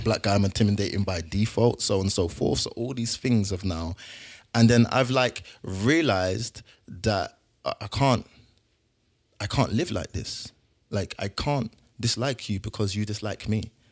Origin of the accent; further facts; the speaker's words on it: London, United Kingdom; moved away; also born or lived in Hertfordshire; I grew up, I grew up in South London